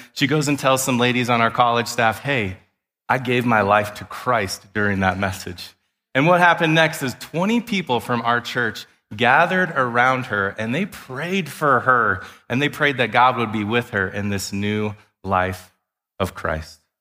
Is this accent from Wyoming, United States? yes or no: yes; Wyoming, United States; I grew up in Wyoming